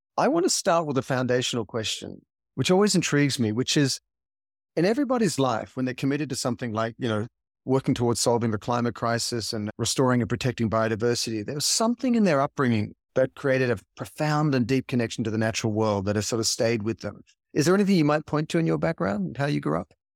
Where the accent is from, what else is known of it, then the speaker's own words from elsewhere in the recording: Sydney, New South Wales, Australia; now in Los Angeles, United States; growing up in Sydney, Australia, you know, there's greenery and nature all around you, and now living in L